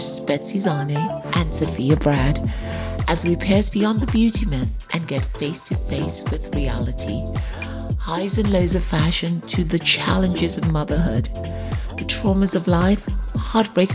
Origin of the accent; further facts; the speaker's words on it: England, United Kingdom; now in United States; I'm from England, and my parents, at least one of my parents, is from Africa.